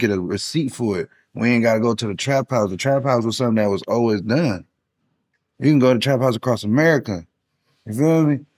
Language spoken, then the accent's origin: English; Long Beach, California, United States; moved away; also born or lived in San Francisco Bay Area; And I'm originally from Long Beach, California